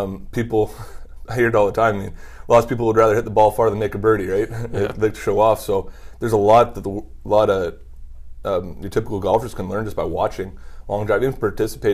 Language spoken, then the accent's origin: English; Canada; also born or lived in Ottawa, Ontario; as a Canadian